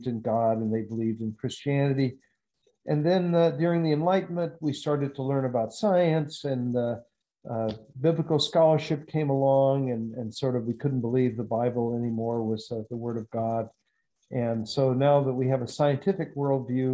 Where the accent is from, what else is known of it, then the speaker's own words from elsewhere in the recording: the South, United States; moved away as an adult; I grew up in the South